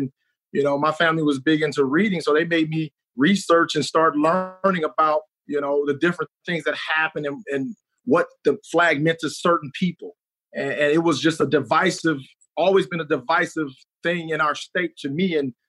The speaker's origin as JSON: {"language": "English", "town": "Jackson", "region": "Mississippi", "country": "United States", "tie": "born or raised there", "also_born_or_lived": "Utica, Mississippi", "said": "born in Jackson, raised in Jackson, going to a Jackson school, you know, living in Utica, we saw every facet of it."}